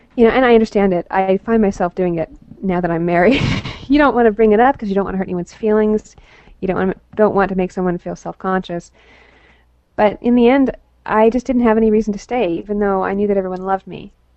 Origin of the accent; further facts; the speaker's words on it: Salt Lake City, Utah, United States; I was born in Salt Lake City